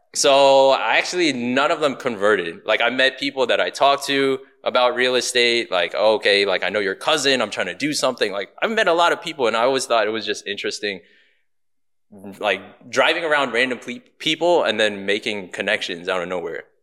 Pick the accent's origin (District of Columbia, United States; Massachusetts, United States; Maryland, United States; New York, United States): Maryland, United States; Baltimore; moved away as an adult; now in Houston, United States; I'm born and raised in Baltimore, Maryland